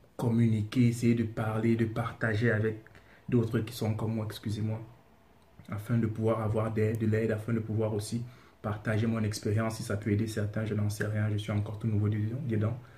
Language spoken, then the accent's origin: French; Cameroon; now in Senegal; Je suis camerounais, je réside au Sénégal